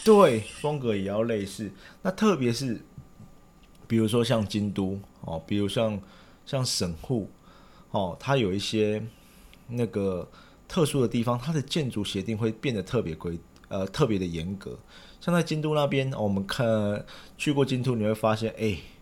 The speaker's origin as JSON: {"language": "Chinese", "country": "Taiwan", "moved": "yes", "lives_now": "Japan", "said": "我们台湾人"}